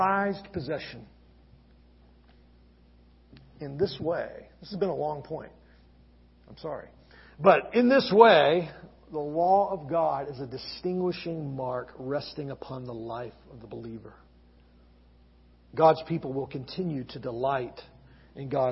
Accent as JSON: {"language": "English", "region": "Gulf Coast of Alabama", "country": "United States", "tie": "born or raised there", "moved": "yes", "lives_now": "Lynchburg, United States", "said": "I grew up on the Gulf Coast of Alabama"}